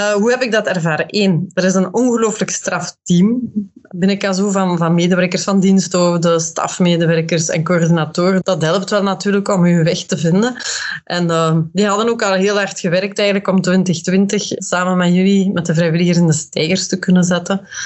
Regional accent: Westerlo, Flanders, Belgium; moved away as an adult; now in Brussels, Belgium; ik woon ondertussen 23 jaar in Brussel en ik ben afkomstig van Westerlo, uit, uit de Kempen

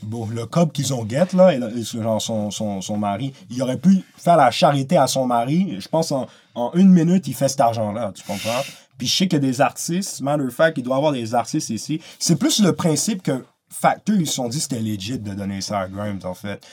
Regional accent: Quebec, Canada; je suis un Québécois

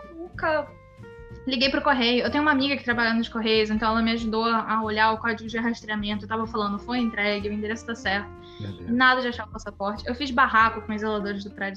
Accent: Brazil; Eu fazia inglês no Brasil

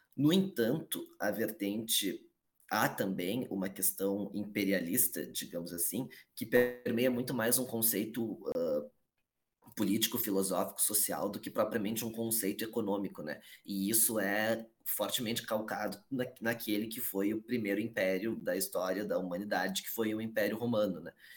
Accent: Porto Alegre, Rio Grande do Sul, Brazil; Eu sou aqui de Porto Alegre, Rio Grande do Sul

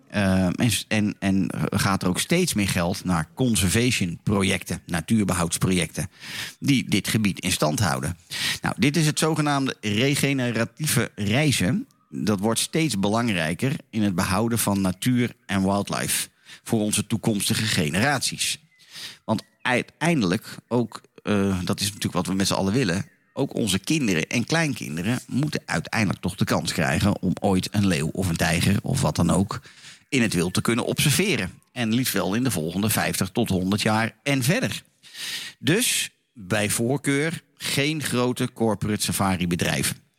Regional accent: Laren, North Holland, Netherlands; Zoals altijd vanuit mijn geboortedorp in het altijd zonnige Laren, Noord-Holland

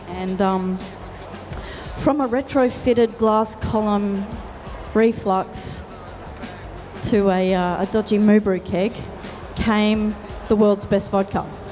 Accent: Tasmania, Australia; we are from Tasmania.

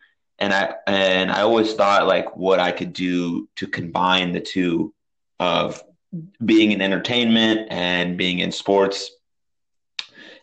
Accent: San Francisco, California, United States; when I was growing up in San Francisco

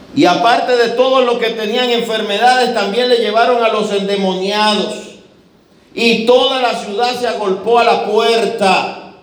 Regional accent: Dominican Republic

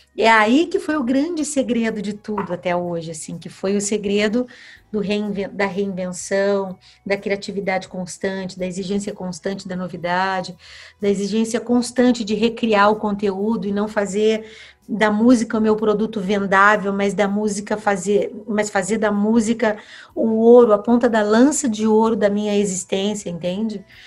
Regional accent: Paraná, Brazil; quando um irmão do meu pai vinha da Bahia para morar com a gente no Paraná, era no meu quarto que esse tio parava

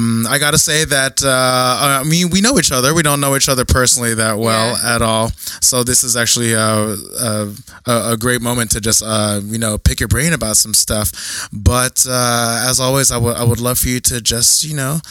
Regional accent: South Orange, New Jersey, United States; I'm from South Orange.

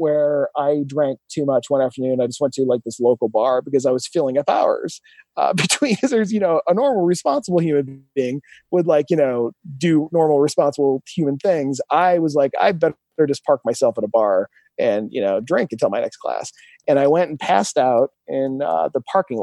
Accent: Milan, Ohio, United States; also born or lived in Phoenix; back to Milan, Ohio, where I'm from

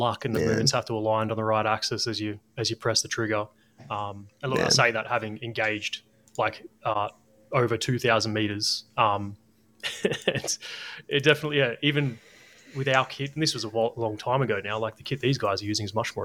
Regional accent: Australia; me as an Australian

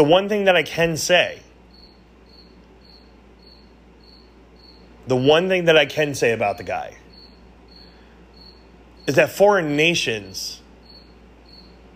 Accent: United States; we as Americans

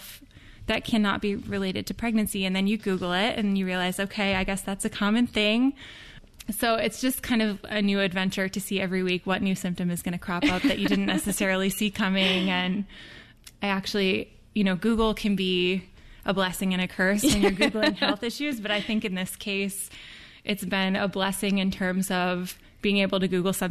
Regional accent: Midwest, United States; I grew up in the Midwest

